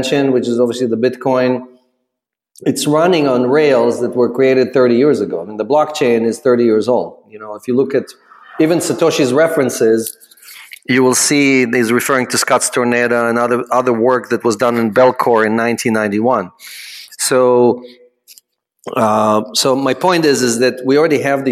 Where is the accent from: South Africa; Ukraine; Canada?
Ukraine; moved away; I'm an immigrant from the Ukraine